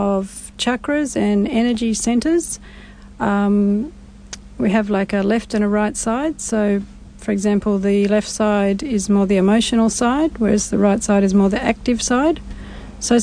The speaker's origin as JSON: {"language": "English", "town": "Sydney", "region": "New South Wales", "country": "Australia", "tie": "born or raised there", "also_born_or_lived": "Blue Mountains", "said": "I was born in Sydney"}